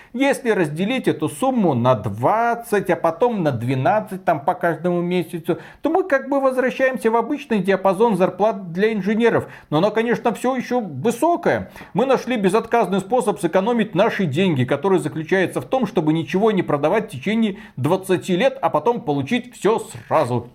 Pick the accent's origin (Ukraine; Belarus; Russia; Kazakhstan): Belarus